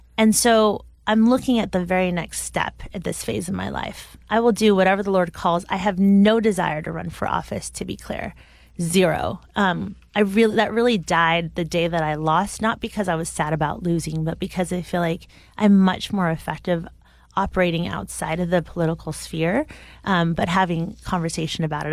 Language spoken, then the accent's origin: English; United States; a fifteen-year-old growing up in America